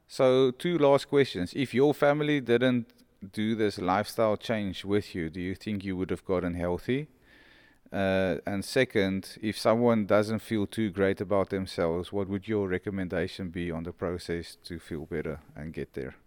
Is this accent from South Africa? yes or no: yes; South Africa; I didn't grow up as a South African. I grew up almost as a world